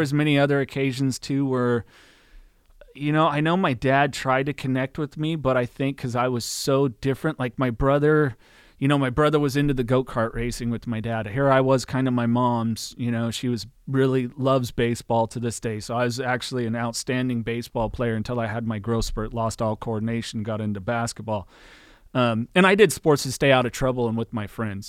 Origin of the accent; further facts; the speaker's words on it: Aromas, California, United States; also born or lived in Salinas, California; I was born in Salinas, and I grew up in a little town called the Aromas on a, like, a ranch property that my parents had